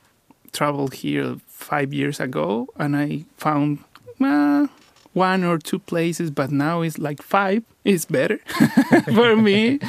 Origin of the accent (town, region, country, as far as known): Encarnación de Díaz, Jalisco, Mexico; born or raised there; moved away